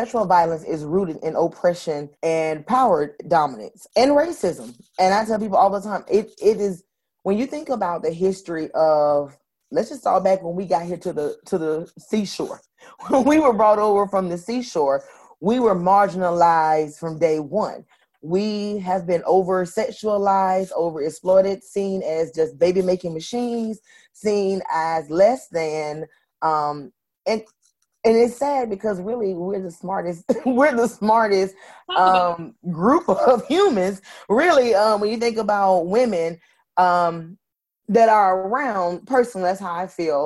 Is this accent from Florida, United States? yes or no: yes; Florida, United States; I'm from Florida